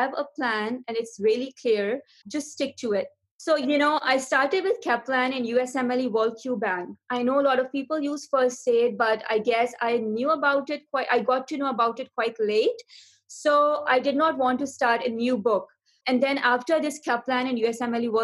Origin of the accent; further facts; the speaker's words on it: Karachi, Sindh, Pakistan; moved away as an adult; also born or lived in Arkansas, United States / Houston, United States; now in United Arab Emirates; I'm originally from Pakistan, where I did my medical school from Dal University of Health Sciences in Karachi, which is also my hometown